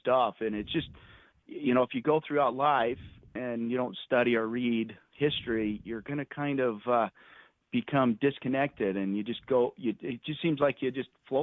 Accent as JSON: {"language": "English", "town": "Parowan", "region": "Utah", "country": "United States", "tie": "born or raised there", "said": "I'm a Utah native. I grew up in Parowan"}